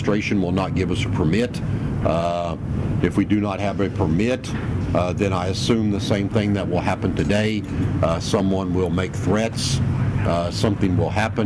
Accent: United States; moved away as an adult; also born or lived in Europe; As an American

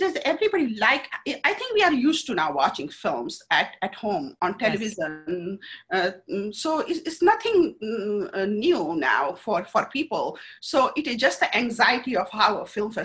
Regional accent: India; now in United States; I'm from India. Very techie people.

